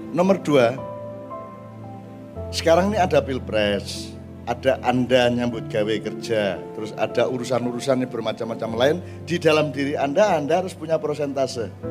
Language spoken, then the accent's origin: Indonesian; East Java, Indonesia; harus punya cita-cita sebagai orang Madura secara keseluruhan, tidak hanya pribadi-pribadi. Dulu kita punya Basrah, kita sekarang tidak punya.